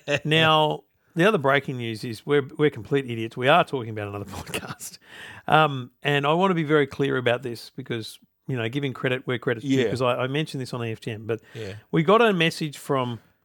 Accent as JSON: {"language": "English", "region": "Queensland", "country": "Australia", "said": "And they know that I'm every day of the year I'm a Queenslander."}